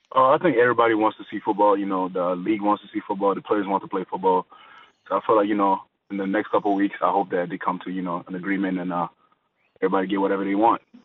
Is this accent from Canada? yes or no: yes; Montreal, Quebec, Canada; growing up in Montreal, uh, the first sport I played was basketball